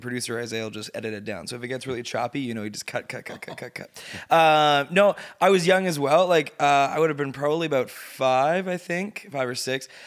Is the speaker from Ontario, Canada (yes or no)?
yes; Sudbury, Ontario, Canada; moved away; I grew up in Sudbury.